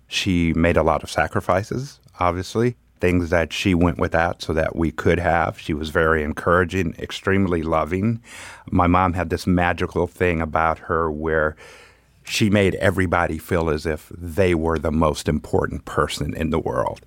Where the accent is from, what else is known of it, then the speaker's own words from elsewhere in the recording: Pomona, California, United States; also born or lived in Los Angeles; Grew up in Pomona.